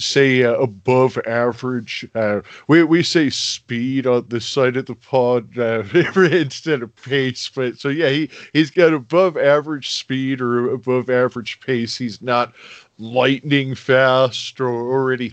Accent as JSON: {"language": "English", "town": "Phoenix", "region": "Arizona", "country": "United States", "said": "I'm from Phoenix, Arizona"}